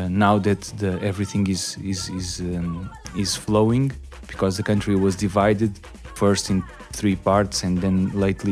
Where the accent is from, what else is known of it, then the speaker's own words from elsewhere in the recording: Lisbon, Portugal; also born or lived in Angola; I was born there and I grew up in Lisbon